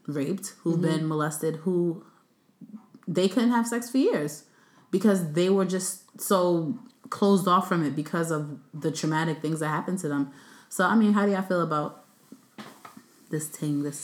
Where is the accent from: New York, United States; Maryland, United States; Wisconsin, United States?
New York, United States; New York City; I'm from Brooklyn